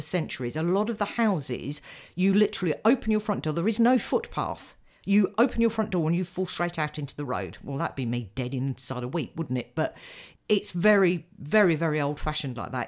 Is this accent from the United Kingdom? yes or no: yes; United Kingdom; as a British person